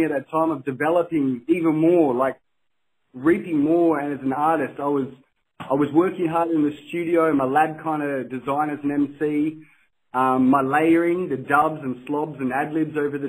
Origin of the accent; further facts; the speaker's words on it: Rockingham, Western Australia, Australia; I'm representing Rockingham on the west coast near Perth City.